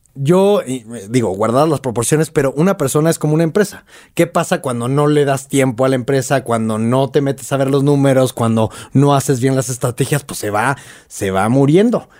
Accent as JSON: {"language": "Spanish", "town": "Monterrey", "region": "Nuevo León", "country": "Mexico", "moved": "as an adult", "lives_now": "Mexico City, Mexico", "said": "todavía vivía en Monterrey"}